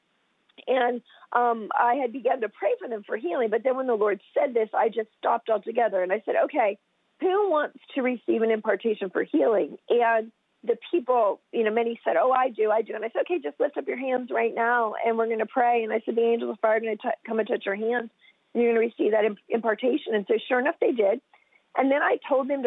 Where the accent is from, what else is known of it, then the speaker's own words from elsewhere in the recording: United States; I'm from the United States